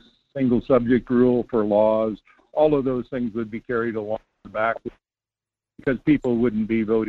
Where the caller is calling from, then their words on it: Homer, Alaska, United States; Yeah, this is … in Homer.